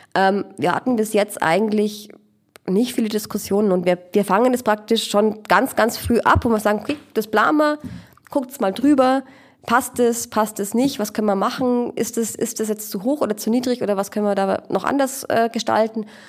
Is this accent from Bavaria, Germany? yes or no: yes; Regensburg, Bavaria, Germany; ich bin eine äh, Regensburger Aborigine, also Ureinwohnerin sozusagen, geboren hier